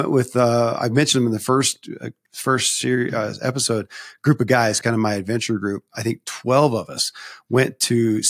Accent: the South, United States; I grew up in the Bible Belt in the South, and you know, a very, I don't want to call it strict, but it was, you know, highly religious Christianity.

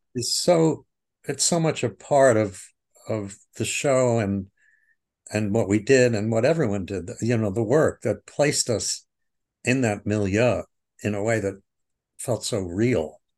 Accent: Oceanside, New York, United States; I grew up in New York, uh, on Long Island, Nassau County, o, in Oceanside, to be exact

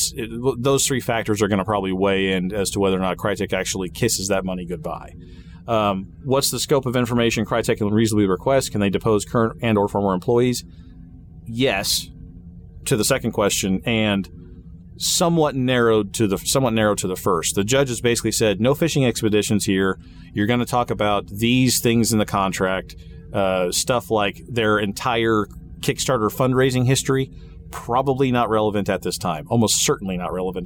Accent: Wichita, Kansas, United States; Wichita, Kansas, by the way, just for fun, just so you all will know, from my hometown

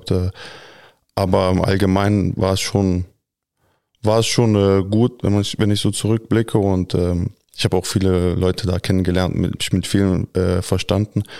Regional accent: Berlin, Germany; Also ich bin hier geboren in Deutschland, in Berlin und aufgewachsen. Klar, Deutschland ist auch äh, in meinem Herzen, aber Kroatien ist halt die Heimat.

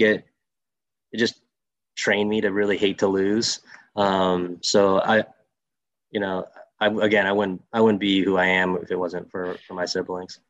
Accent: Saginaw, Michigan, United States; growing up as a, a Greek kid from Saginaw, Michigan, I had a lot of uncles.

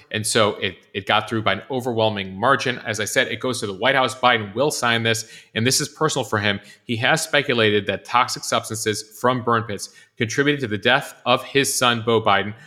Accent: Highland Park, Illinois, United States; my hometown went through, uh, the mass shooting in Highland Park on July fourth

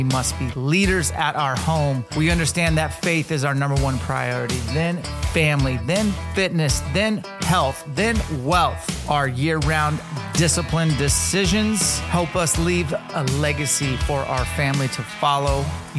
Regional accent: Washington, United States; my home state of Washington.

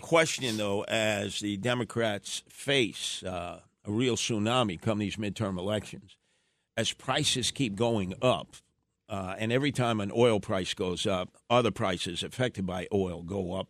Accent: United States; as an American

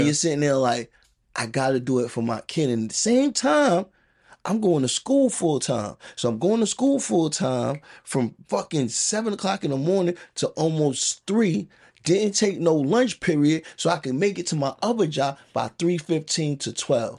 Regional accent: New York City, New York, United States; also born or lived in Queens; I grew up in the Bronx

